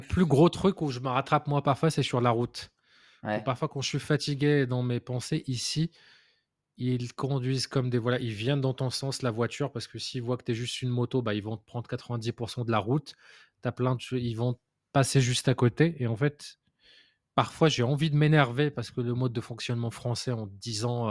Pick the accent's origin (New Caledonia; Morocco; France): Morocco; moved away; d'un point de vue culturel, je venais du Maroc